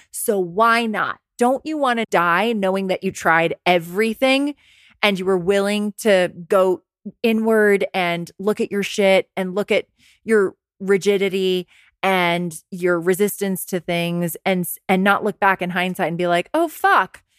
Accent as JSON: {"language": "English", "town": "Rye", "region": "New York", "country": "United States", "tie": "born or raised there", "said": "I was working in a clothing store in my hometown in Westchester County. Rags on Purchase Street, Ryan, New York"}